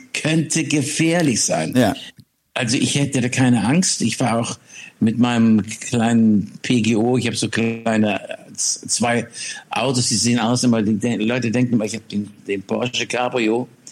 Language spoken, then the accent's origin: German; Schleswig-Holstein, Germany; von Schleswig-Holstein, wo ich groß geworden bin